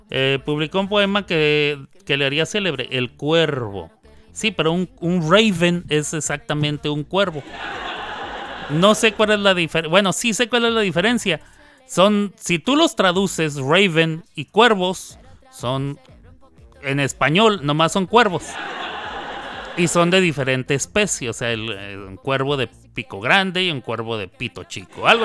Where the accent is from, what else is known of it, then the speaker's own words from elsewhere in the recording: Chihuahua, Mexico; ¿Tú eres de Chihuahua? Me dicen, ¿de dónde? De Chihuahua. Ah, no, no, no. ¿De dónde eres entonces? De Chihuahua.